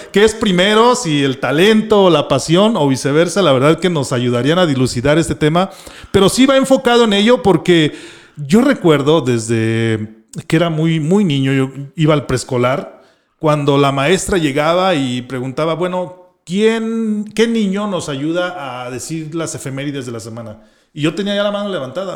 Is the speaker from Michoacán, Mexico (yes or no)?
yes; Michoacán, Mexico; moved away as an adult; now in Guadalajara, Mexico; de Michoacán, donde no tenía la oportunidad de desarrollarme.